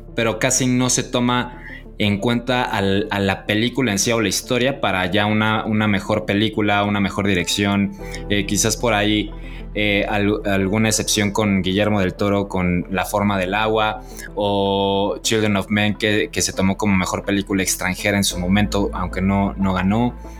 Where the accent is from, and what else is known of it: Mexico